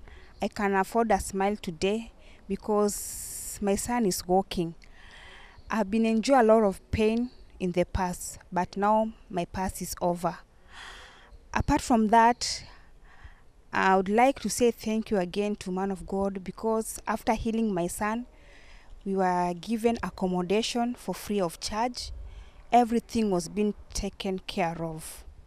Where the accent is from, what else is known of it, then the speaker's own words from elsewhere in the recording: Kenya; The boy beside me is my son … we are from Kenya.